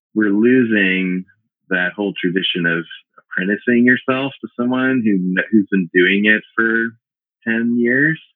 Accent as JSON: {"language": "English", "town": "Memphis", "region": "Tennessee", "country": "United States", "tie": "born or raised there", "also_born_or_lived": "Boston / Connecticut", "moved": "as an adult", "lives_now": "Burlington, Vermont, United States", "said": "we're both from Memphis, Tennessee. Uh, we grew up together"}